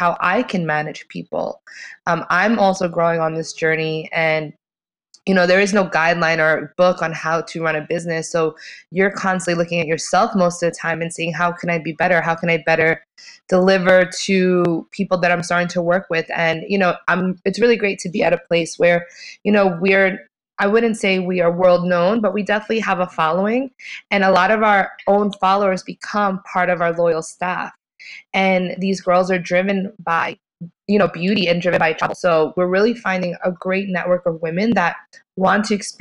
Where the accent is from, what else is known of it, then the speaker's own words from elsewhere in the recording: Long Island, New York, United States; I'm from New York originally, from Long Island.